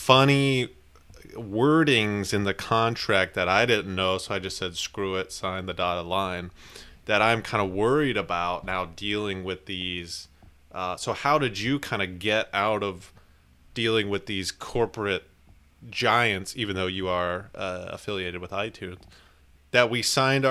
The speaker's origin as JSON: {"language": "English", "region": "Pennsylvania", "country": "United States", "said": "I'm from Pennsylvania. I am not from the South. I moved there to start my music career."}